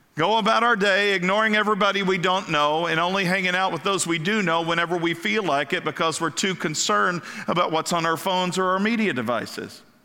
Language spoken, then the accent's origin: English; Kentucky, United States; moved away; also born or lived in Ohio / Florida; I grew up in Kentucky